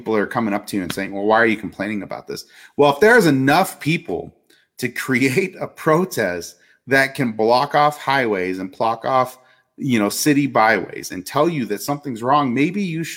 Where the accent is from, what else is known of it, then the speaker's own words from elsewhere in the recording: United States; as an American citizen